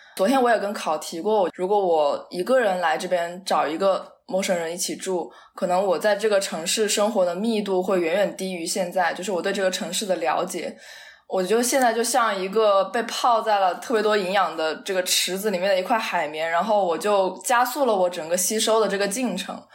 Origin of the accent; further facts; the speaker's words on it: Changsha, Hunan, China; also born or lived in Baltimore, United States; now in New York, United States; 我从小生活在 湖南长沙的那个家，就是一直人都很多